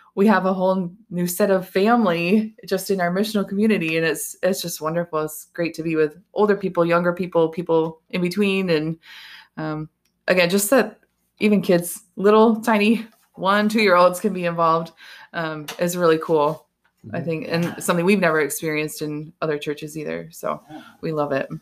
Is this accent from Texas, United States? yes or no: no; Hudsonville, Michigan, United States; also born or lived in Jenison, Michigan; now in Holland, United States; we grew up in Hudsonville, Jenison, and then when we got married, we stayed